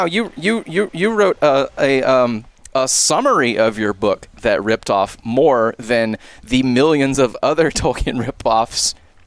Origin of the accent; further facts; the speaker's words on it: Georgia, United States; I was born in Georgia.